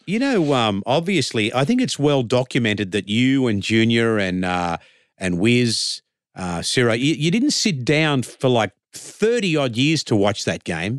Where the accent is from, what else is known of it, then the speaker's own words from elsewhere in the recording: Sydney, New South Wales, Australia; as a kid, like, growing up in Redfern